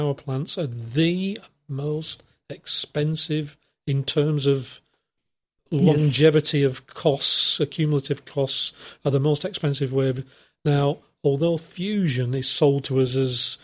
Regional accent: England, United Kingdom; it started in England, in fact, my hometown just about

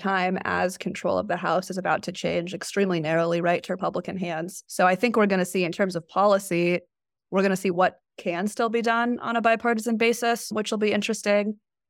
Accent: Arlington, Virginia, United States; now in Washington, United States; I'm technically from Arlington, Virginia, which is like right over the border. It's the part of Virginia that used to be part of DC, but I went to high school in the city.

